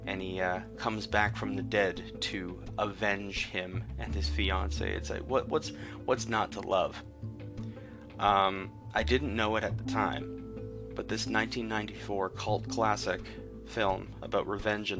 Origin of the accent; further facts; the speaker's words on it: Canada; being Canadian